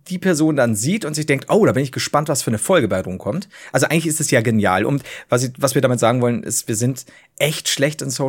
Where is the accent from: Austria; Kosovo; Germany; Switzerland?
Germany; Bavaria; So, du, ich komme halt von unten aus Bayern.